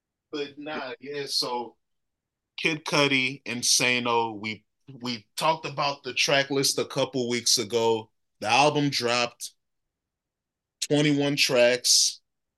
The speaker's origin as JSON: {"language": "English", "region": "Northern Virginia", "country": "United States", "said": "I'm from Northern Virginia"}